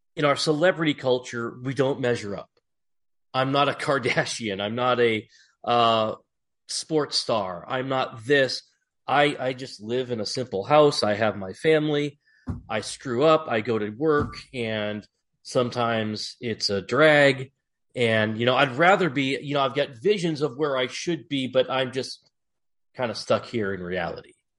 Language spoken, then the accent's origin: English; Massachusetts, United States; moved away; I grew up in Massachusetts